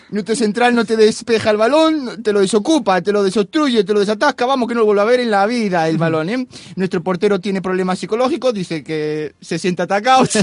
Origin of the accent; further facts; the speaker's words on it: Oviedo, Asturias, Spain; pongo acento argentino, pero yo soy de Oviedo.